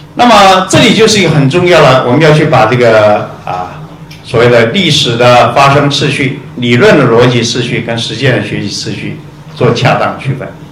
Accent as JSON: {"language": "Chinese", "country": "Taiwan", "said": "我们台湾人"}